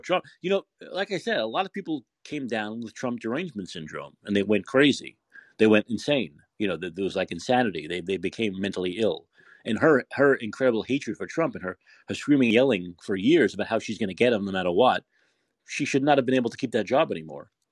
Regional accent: New York City, New York, United States; I'm from New York. I'm from Brooklyn

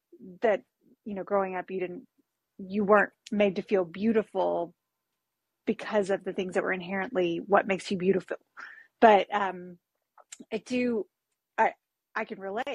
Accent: Arkansas, United States; growing up in Arkansas, there's always been a much, much smaller Black population

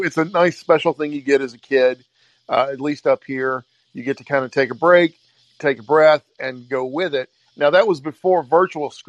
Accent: the South, United States; I grew up in the South. We didn't have snow days

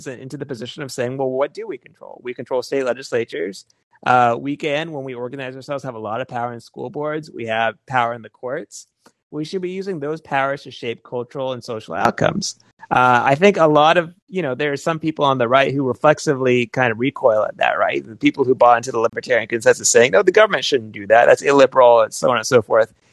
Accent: Georgia, United States; I grew up in the Deep South in Georgia

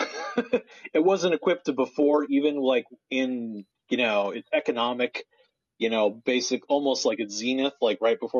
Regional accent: Portland, Oregon, United States; Portland's my hometown, if anyone didn't know. And I used to like on the weekends play in like all the fountains in downtown Portland

